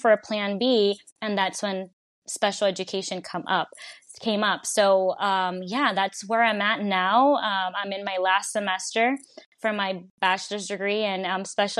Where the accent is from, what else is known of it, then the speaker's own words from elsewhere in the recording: Puerto Rico; now in Connecticut, United States; I was born in the United States in Connecticut, but I was actually raised in Puerto Rico by my grandparents. And as I came back to the United States, to Connecticut